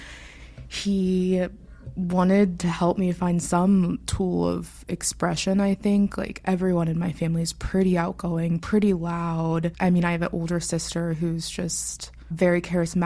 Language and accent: English; Pittsburgh, Pennsylvania, United States; I was born in Pittsburgh, Pennsylvania, city girl at heart. I was raised by my father